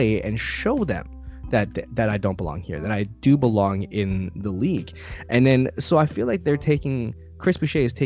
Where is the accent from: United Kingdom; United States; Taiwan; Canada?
Canada; I'm Canadian.